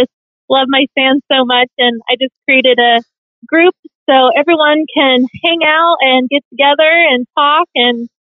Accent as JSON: {"language": "English", "town": "Indianapolis", "region": "Indiana", "country": "United States", "tie": "born or raised there", "said": "I'm from Indianapolis, Indiana."}